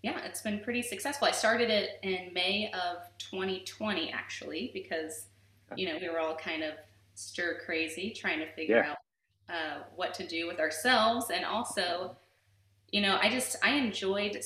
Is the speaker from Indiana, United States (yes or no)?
yes; Indianapolis, Indiana, United States; also born or lived in Muncie, Indiana / Fishers, Indiana; now in Westfield, United States; I am from the southeast side of Indy. So born and raised here in the Indianapolis area